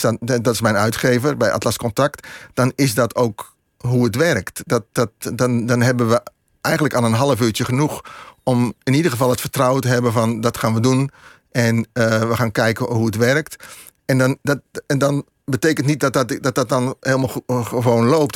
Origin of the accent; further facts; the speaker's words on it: Vianen, Utrecht, Netherlands; ik ben opgegroeid in Vianen